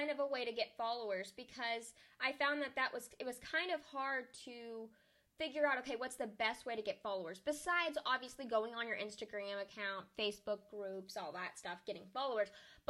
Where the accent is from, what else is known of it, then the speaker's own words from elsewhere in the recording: Arkansas, United States; I'm from Arkansas.